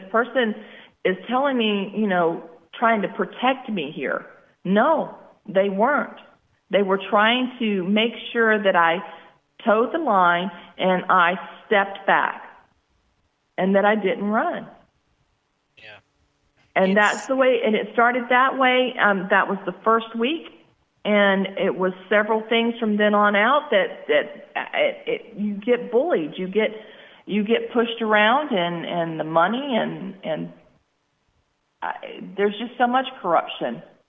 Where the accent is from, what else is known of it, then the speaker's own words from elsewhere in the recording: United States; Being an American I've loved the fact that I got to serve my country in the Army.